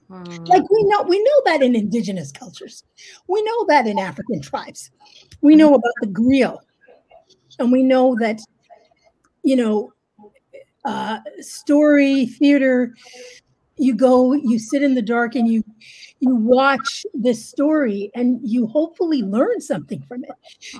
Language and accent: English; Canada; yes, I'm Canadian.